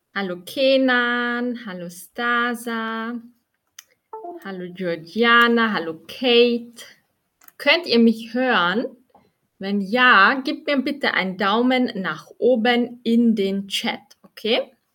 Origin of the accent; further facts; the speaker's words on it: Austria; ich bin aus Österreich, wie viele von euch schon wissen